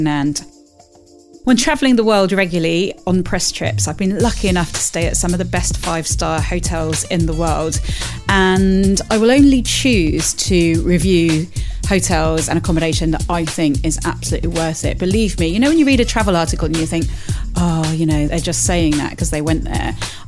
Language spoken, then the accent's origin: English; Fuengirola, Andalusia, Spain; I grew up on the Costa del Sol just down the road in Fuengirola.